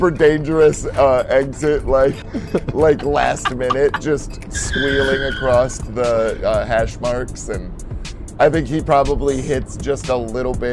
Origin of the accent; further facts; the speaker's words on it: California, United States; I, I grew up in California.